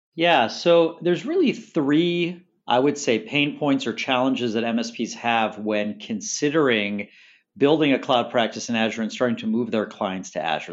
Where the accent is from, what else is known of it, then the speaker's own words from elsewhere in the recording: Chicago, Illinois, United States; now in Staten Island, New York, United States; I'm originally from Chicago